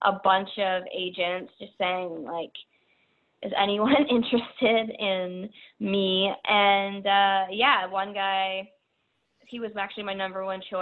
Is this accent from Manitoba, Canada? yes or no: no; Peterborough, Ontario, Canada; I grew up outside of Toronto, called Peterborough, Ontario